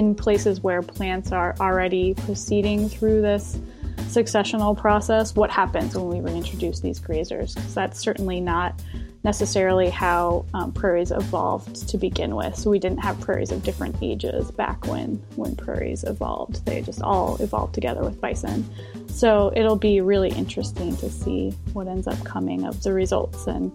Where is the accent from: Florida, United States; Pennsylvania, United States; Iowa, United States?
Iowa, United States; I grew up in Iowa